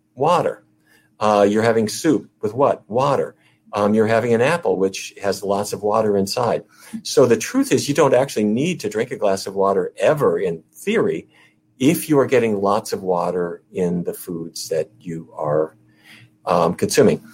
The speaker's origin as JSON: {"language": "English", "region": "North Dakota", "country": "United States", "tie": "born or raised there", "said": "North Dakota, where I grew up"}